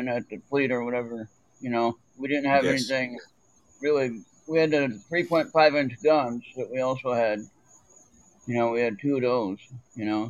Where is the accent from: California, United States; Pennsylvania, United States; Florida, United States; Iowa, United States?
California, United States; moved away as an adult; also born or lived in North Carolina; now in Minnesota, United States; I was from California originally